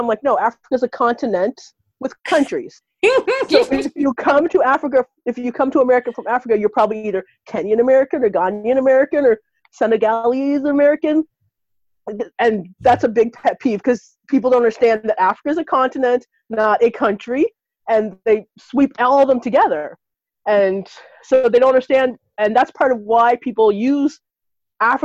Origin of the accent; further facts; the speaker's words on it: Canada; now in United States; I was raised and born in Canada